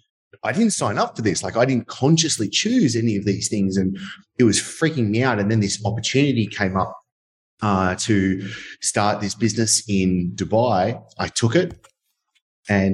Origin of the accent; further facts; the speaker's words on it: Sydney, New South Wales, Australia; accent: Australian; I'm obviously, as you can tell through my Australian accent, which hopefully you can actually understand me, from Sydney, Australia